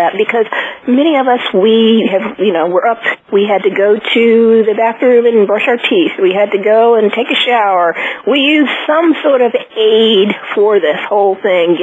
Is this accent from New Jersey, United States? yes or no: yes; New Jersey, United States; I'm from Jersey